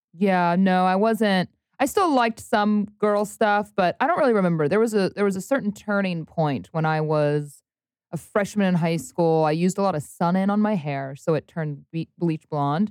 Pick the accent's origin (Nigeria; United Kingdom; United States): United States; Cincinnati, Ohio; moved away; also born or lived in Louisville, Kentucky; I grew up in Cincinnati, Ohio